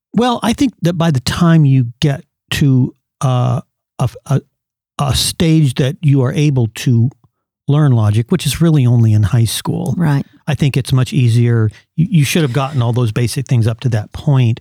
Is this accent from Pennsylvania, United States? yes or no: no; California, United States; I went to Christian schools in growing up in California